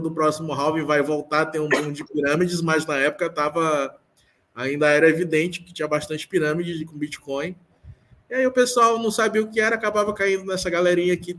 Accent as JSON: {"language": "Portuguese", "region": "Maranhão", "country": "Brazil", "said": "Eu sou, sou daqui é, sou daqui do Maranhão."}